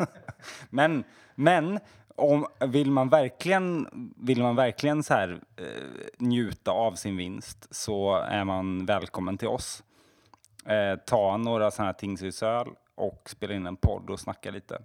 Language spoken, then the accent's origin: Swedish; Småland, Sweden; jag är smålänning